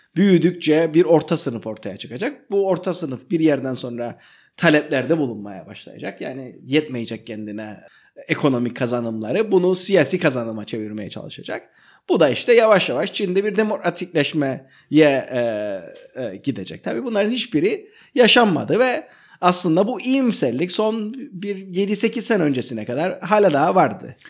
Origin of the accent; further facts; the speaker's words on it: Cyprus; Sanırım biz Kıbrıslılar olarak